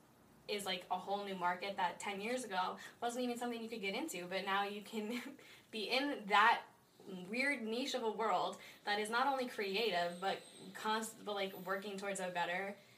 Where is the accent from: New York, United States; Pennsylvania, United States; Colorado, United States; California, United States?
Colorado, United States; Colorado Springs; I'm from Colorado Springs.